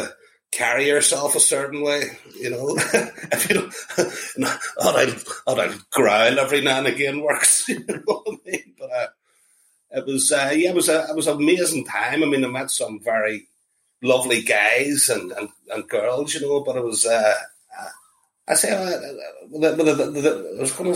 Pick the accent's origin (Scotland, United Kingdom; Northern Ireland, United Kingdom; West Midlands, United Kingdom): Northern Ireland, United Kingdom; Belfast; moved away; also born or lived in London; whenever I was a kid growing up in Belfast